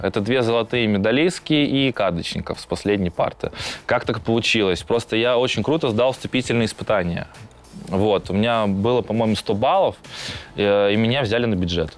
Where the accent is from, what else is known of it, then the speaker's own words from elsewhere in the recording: Saint Petersburg, Russia; у нас в Питере. А, я родом с этого района, я там жил, я там учился